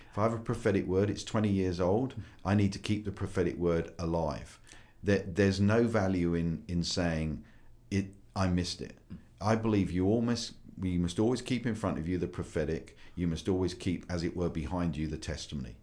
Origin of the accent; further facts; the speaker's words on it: United Kingdom; moved away as an adult; also born or lived in United States; I'm a Brit